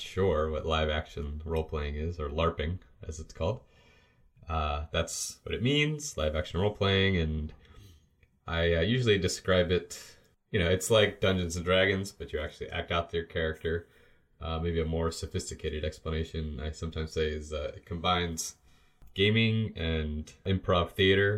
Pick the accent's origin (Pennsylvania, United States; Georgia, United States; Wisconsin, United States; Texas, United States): Pennsylvania, United States; outside of Pittsburgh, Western; we grew up in Western Pennsylvania, outside of Pittsburgh